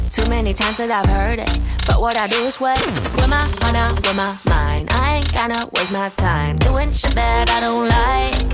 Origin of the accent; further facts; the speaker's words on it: Dresden, Saxony, Germany; accent: Saxon; Naja, sagen wir es mal so, ich bin in Dresden geboren und aufgewachsen